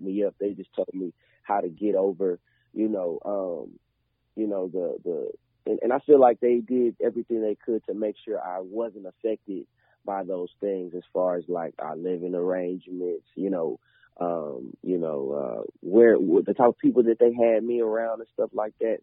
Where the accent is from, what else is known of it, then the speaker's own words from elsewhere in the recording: Clarksville, Tennessee, United States; I grew up in Clarksville